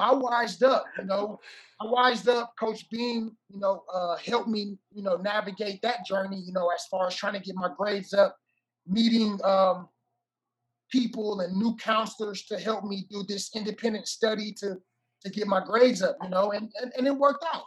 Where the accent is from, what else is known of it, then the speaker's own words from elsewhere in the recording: Oakland, California, United States; moved away as an adult; also born or lived in Hawaii; I was born and raised in Oakland, California